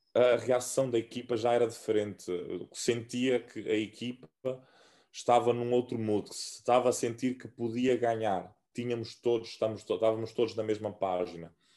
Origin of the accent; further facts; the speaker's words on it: Santiago Island, Cape Verde; moved away as an adult; also born or lived in Fogo Island, Cape Verde / Portugal; now in Porto, Portugal; sou da Ilha do, do Fogo, uh, okay. na Ilha do Fogo, mas, mas cresci uh, na Ilha de Santiago